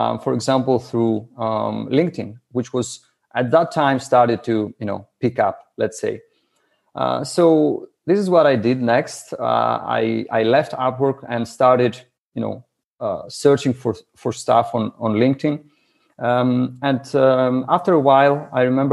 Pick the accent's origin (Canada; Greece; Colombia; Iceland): Greece; English is a second language; I'm from Greece.